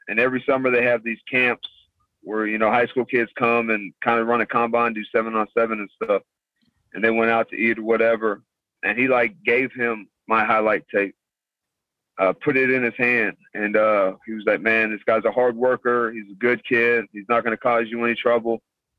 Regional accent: San Antonio, Texas, United States; San Antonio.

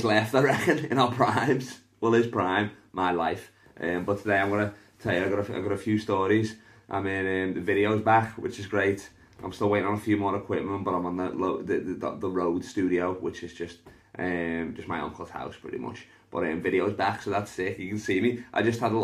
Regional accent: Liverpool, North West England, United Kingdom; I'm from Liverpool

